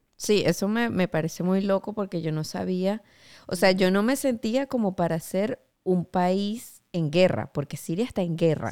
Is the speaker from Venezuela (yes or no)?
yes; Venezuela; moved away as an adult; Como venezolana